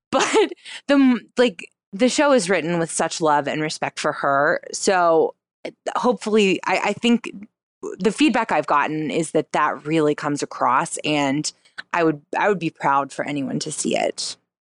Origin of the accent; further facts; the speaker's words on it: North Carolina, United States; I'm from North Carolina